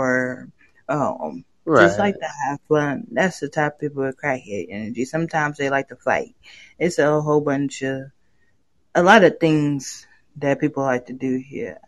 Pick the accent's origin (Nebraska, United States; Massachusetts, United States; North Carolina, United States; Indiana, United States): Nebraska, United States; I'm from Nebraska